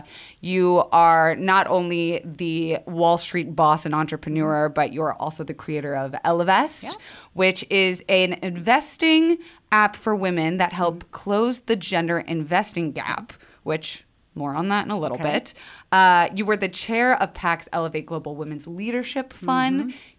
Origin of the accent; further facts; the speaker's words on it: the South, United States; We had very similar upbringings. I'm also from the South.